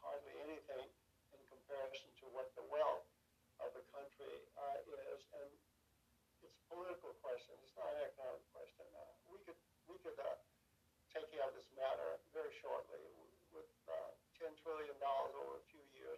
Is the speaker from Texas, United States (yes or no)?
yes; Texas, United States; I'm from Texas.